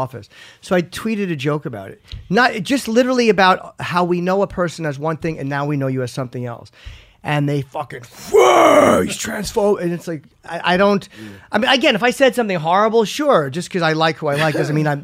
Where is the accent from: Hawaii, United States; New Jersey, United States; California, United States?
New Jersey, United States; Central; Jersey, Central Jersey